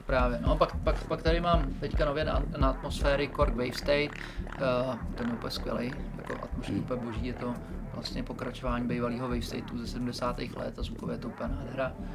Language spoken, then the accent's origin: Czech; Prague, Czechia; jsem z Prahy